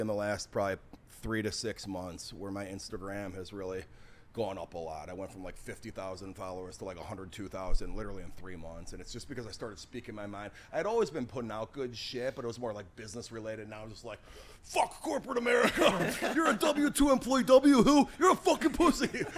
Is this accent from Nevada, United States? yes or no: no; Schaumburg, Illinois, United States; I grew up in Schaumburg, Illinois